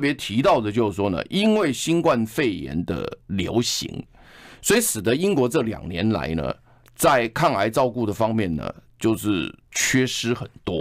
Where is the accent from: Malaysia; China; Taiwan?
Taiwan; 我们台湾人